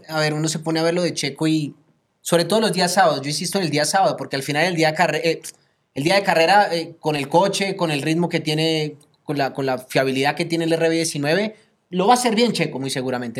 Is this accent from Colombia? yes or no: yes; Colombia; yo como colombiano